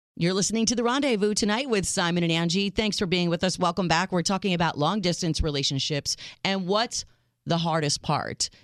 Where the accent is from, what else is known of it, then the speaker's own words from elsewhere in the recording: United States; I am your American realist